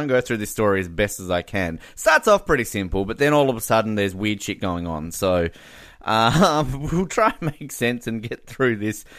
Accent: Australia; as an Australian

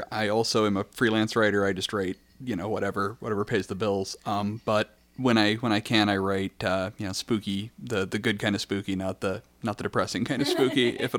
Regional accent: southern Kansas, United States; also born or lived in Sedan, Kansas / Wichita, Kansas / Topeka, Kansas / El Dorado, Kansas; I grew up in further south in Kansas. I was born in Sedan, which is just north of the Oklahoma border.

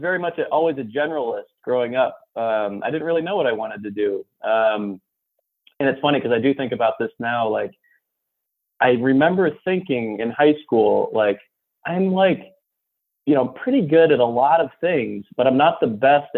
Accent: Belfast, Maine, United States; moved away as an adult; also born or lived in Indiana; now in Los Angeles, United States; I was born and raised in Belfast, Maine

